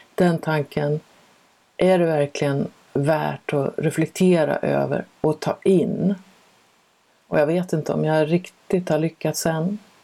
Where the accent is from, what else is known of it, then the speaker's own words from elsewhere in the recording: Sweden; first language Swedish; also born or lived in France; jag är ju svensk och jag har lekt med svenska i hela mitt liv